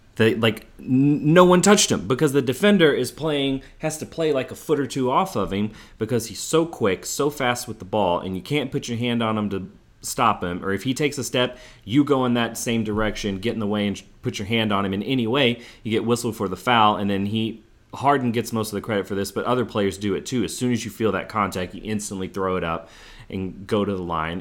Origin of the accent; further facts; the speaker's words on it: Houston, Texas, United States; my hometown Rockets were the, the victors, like, I really loved that finals as an eleven-year-old kid